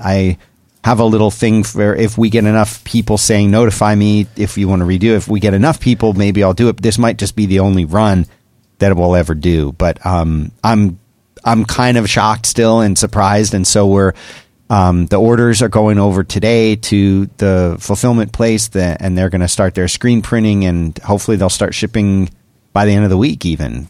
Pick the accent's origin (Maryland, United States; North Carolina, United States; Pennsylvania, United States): Pennsylvania, United States; Philadelphia; growing up in Philadelphia